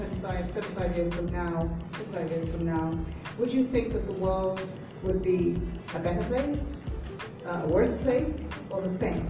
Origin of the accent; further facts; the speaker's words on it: Nigeria; I'm from Nigeria